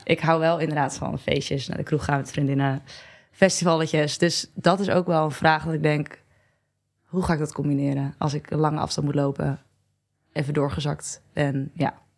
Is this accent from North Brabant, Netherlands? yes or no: no; Barneveld, Gelderland, Netherlands; now in Amsterdam, Netherlands; ik uit het klein dorpje Barneveld kom, waar ik ook heel trots op ben